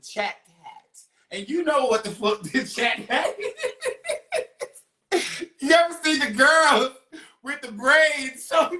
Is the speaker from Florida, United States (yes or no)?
no; Tennessee, United States; I am from Tennessee, but I'm not from Chattanooga.